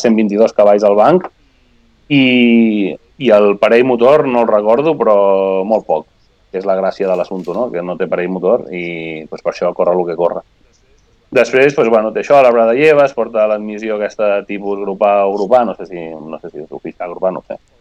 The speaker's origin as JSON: {"language": "Catalan", "country": "Spain", "said": "jo sóc de l'Eia originàriament"}